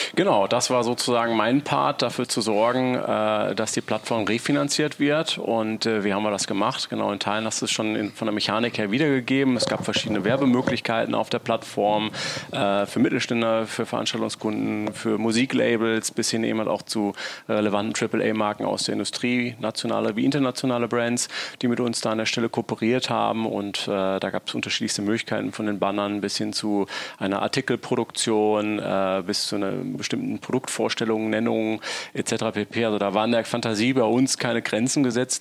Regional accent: Essen, North Rhine-Westphalia, Germany; also born or lived in Solingen; bin aber tatsächlich als gebürtiger Essener auf auf Kohlen geboren und hatte mich immer wieder in die Heimat zurückgesehen

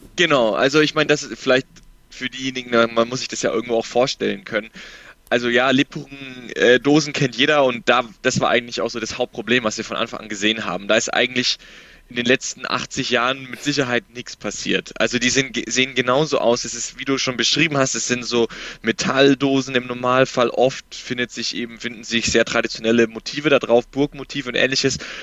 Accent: Nuremberg, Bavaria, Germany; ich komme aus Nürnberg, wohne in Nürnberg

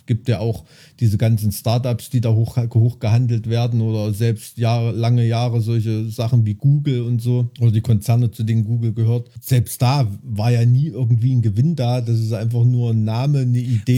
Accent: Thuringia, Germany; bei uns in Thüringen

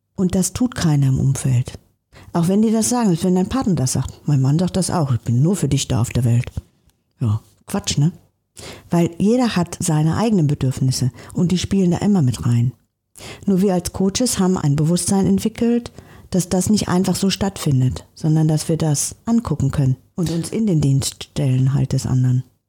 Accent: Bergham, Germany; now in Hamburg, Germany; in meiner Stadt, wo ich groß geworden bin, in so einer kleinen Stadt, Bergham

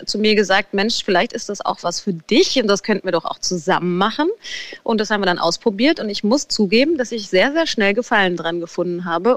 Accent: Frankfurt, Hesse, Germany; in Frankfurt übrigens, wo ich ja immer noch wohne

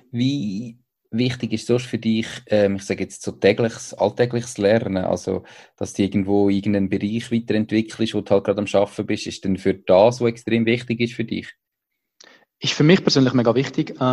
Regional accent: Switzerland; Da ist äh, so als, als Schweizer

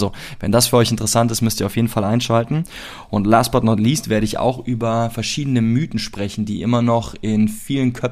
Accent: Cologne, North Rhine-Westphalia, Germany; ich komme aus Köln

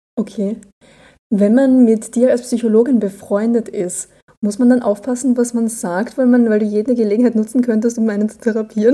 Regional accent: Austria; ich bin Österreicherin. Ich glaube, bei uns heißt das alles nochmal anders

